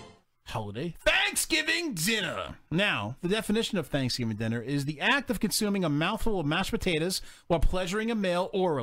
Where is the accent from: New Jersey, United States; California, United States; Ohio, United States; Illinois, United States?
California, United States; Don't you know that I'm from California?